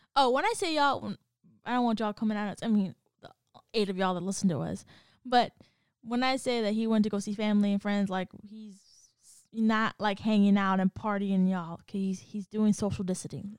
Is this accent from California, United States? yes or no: yes; California, United States; moved away as an adult; I'm from Cali